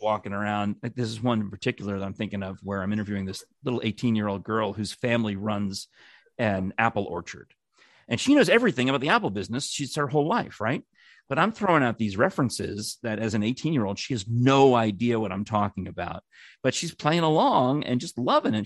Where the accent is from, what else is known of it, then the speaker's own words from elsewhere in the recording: New York, United States; now in Knoxville, United States; as a New Yorker